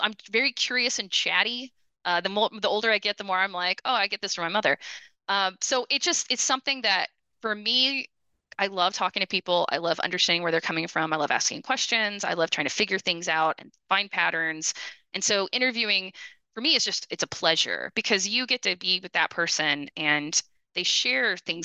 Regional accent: United States; also born or lived in Austin, Texas / Detroit, Michigan / Brazil; now in Dallas, United States; as an American

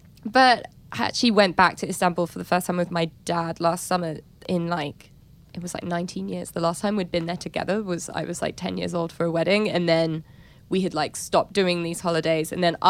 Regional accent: London, United Kingdom; born and raised in London, went there for holiday, but like I can't speak Turkish.

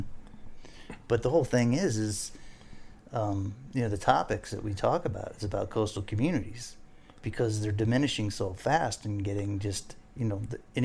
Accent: Fort Lauderdale, Florida, United States; I grew up here in Fort Lauderdale

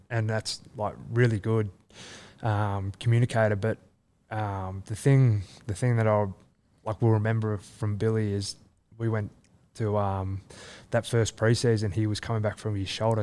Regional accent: Leeton, New South Wales, Australia; also born or lived in Wagga Wagga / Canberra / Melbourne; now in Sydney, Australia; I grew up in Lytton

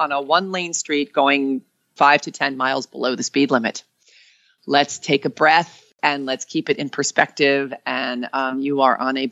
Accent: New York, United States; moved away; I'm from New York.

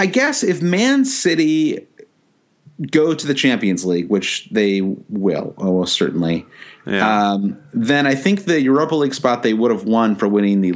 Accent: United States

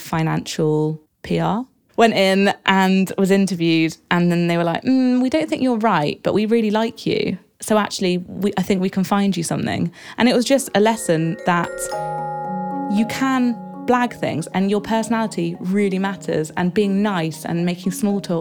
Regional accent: Exeter, South West England, United Kingdom; I was born in Exeter in Devon

